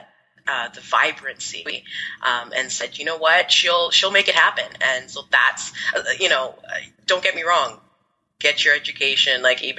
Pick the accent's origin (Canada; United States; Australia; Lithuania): Canada; Toronto, Ontario; also born or lived in Ghana; I live in the Greater Toronto area